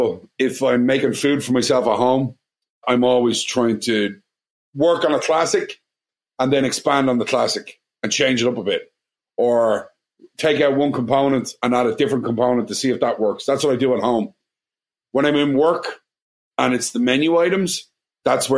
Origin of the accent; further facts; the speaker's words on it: Ireland; accent: Irish; moved away as an adult; now in Washington, D.C., United States; are you Irish? And I'm going, yeah